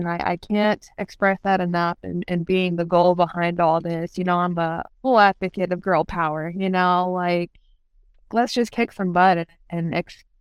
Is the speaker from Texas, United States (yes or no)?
yes; Texas, United States; moved away as an adult; now in Charlotte, United States; I'm from Texas and I live in Charlotte, North Carolina, and I've been here now for 4 or 5 years